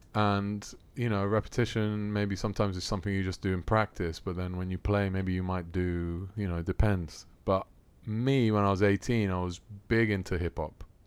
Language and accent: English; Rome, Lazio, Italy; moved away as an adult; also born or lived in London, United Kingdom; now in Athens, Greece; I was born in Rome. Grew up in Rome.